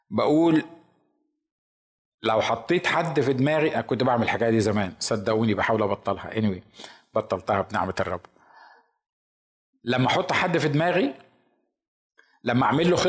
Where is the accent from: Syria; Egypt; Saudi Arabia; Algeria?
Egypt; كنا في الكنيسه عندنا في مصر